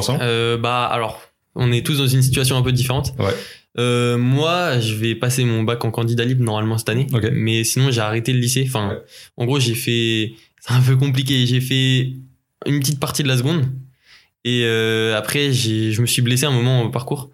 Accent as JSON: {"language": "French", "town": "Rennes", "region": "Brittany", "country": "France", "said": "on est de Rennes"}